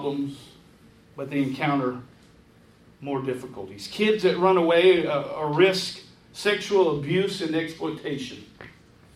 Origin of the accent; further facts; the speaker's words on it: Hilton Head Island, South Carolina, United States; my hometown of Hilton Head.